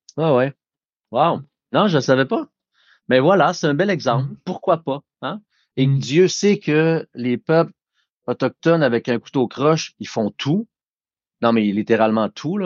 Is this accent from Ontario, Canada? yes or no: no; Wendake, Quebec, Canada; je suis né de, à Wendake, ma famille est toujours là